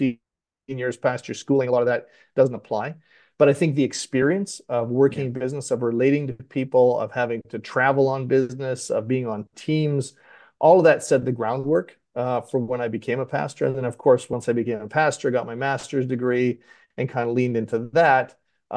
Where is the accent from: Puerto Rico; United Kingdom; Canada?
Canada; Western Canada; now in Delaware, United States; I'm actually not native to Delaware. I grew up in Western Canada